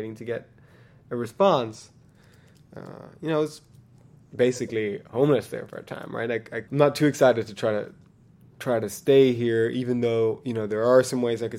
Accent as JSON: {"language": "English", "country": "Sweden", "moved": "as an adult", "lives_now": "United States", "said": "I walked up to the embassy in my home country"}